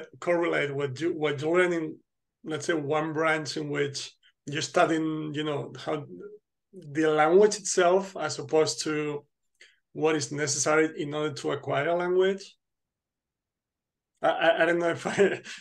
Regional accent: Spain; now in Krakow, Poland; I'm actually from Spain, but I live in Krakow

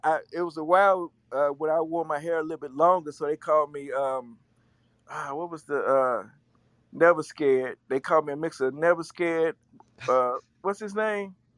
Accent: Chattanooga, Tennessee, United States; I hail from Chattanooga, Tennessee.

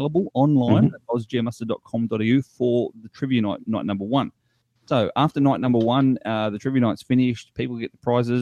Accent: Wollongong, New South Wales, Australia; I'm from Wollongong myself, so I know that Wollongong is very, very diverse in multicultural society.

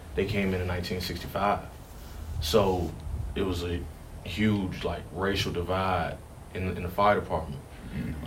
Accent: Richmond, Virginia, United States; also born or lived in Hanover County, Virginia; my first like home memories are uh, the West End, like Rosewood Avenue, right behind City Stadium

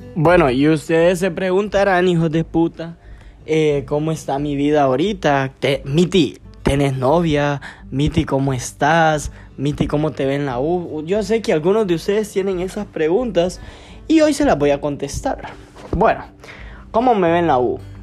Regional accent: Gracias, Lempira, Honduras; yo soy de gracia el Empira

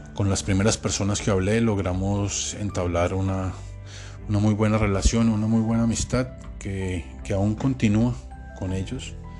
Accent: Colombia; moved away; also born or lived in Panama; mi país

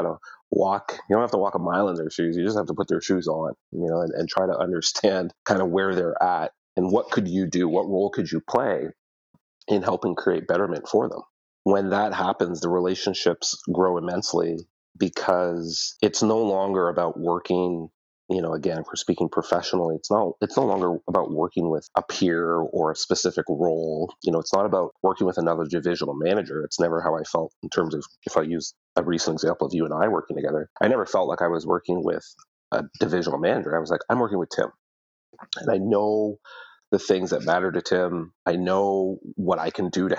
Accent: Ottawa, Ontario, Canada; moved away as an adult; also born or lived in Toronto; now in London, Canada; I was born and raised in Ottawa, so had friends and family there

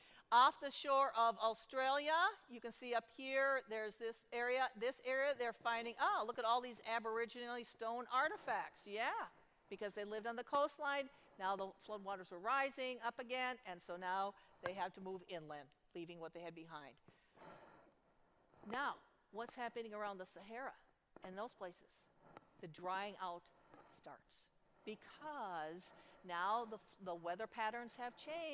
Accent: Minnesota, United States; I'm from Minnesota

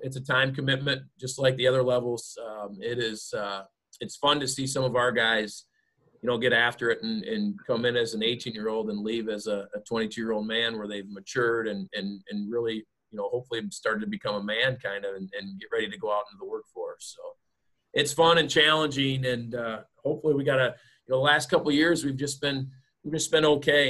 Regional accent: Bellevue, Iowa, United States; It's actually very scenic down there by the Mississippi River, and it overlooks Chestnut, which is an awesome view, and it's my hometown.

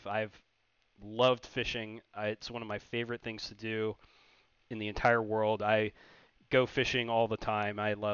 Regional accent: Annapolis, Maryland, United States; moved away as an adult; also born or lived in Alaska; now in Florida, United States; I grew up in Annapolis, Maryland

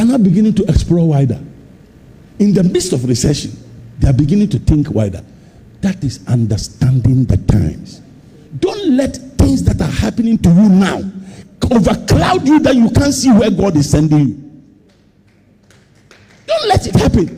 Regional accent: Ghana; I'm a Ghanaian

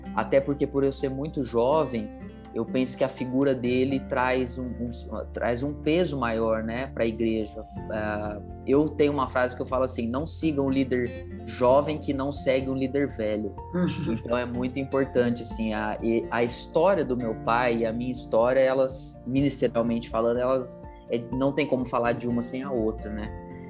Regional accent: Ribeirão Preto, São Paulo, Brazil; sou natural de Ribeirão Preto, nascido, criado aqui

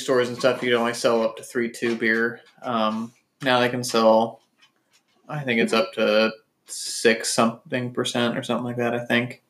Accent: Kansas, United States; When I was growing up, Kansas wouldn't even let you buy anything on Sundays

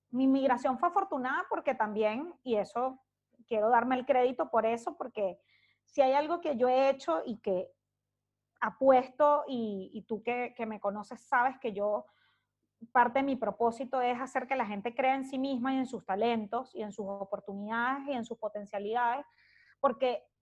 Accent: Caracas, Capital District, Venezuela; now in Santiago, Chile; Hoy salí de Caracas hoy hace un año y once meses.

